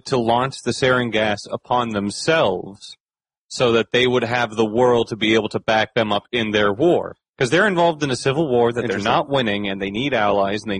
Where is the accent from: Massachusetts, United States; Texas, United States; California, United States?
Massachusetts, United States; Boston; moved away; the neighborhood I grew up in Dorchester